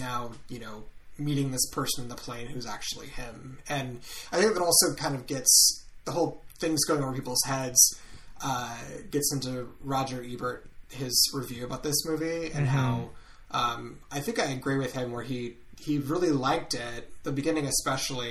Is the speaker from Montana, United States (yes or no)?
yes; Montana, United States; Scott and I grew up in Montana.